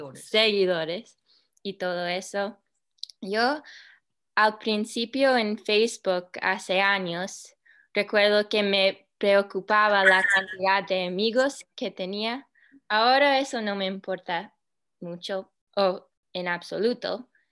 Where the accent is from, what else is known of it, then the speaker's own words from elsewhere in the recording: United States; Spanish is a second language; de los Estados Unidos